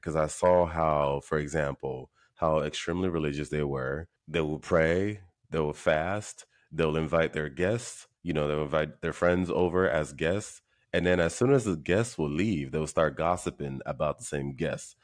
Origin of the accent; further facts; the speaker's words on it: Nigeria; I was born and raised in Nigeria